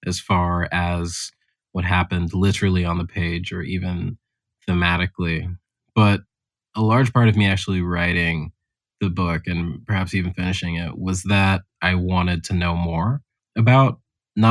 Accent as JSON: {"language": "English", "town": "Houston", "region": "Texas", "country": "United States", "tie": "born or raised there", "moved": "yes", "said": "growing up in Houston"}